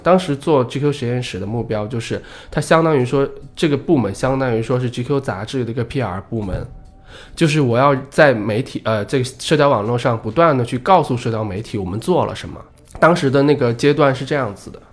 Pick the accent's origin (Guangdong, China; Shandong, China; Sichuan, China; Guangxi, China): Guangxi, China; now in Beijing, China; 在老家，我老家广西的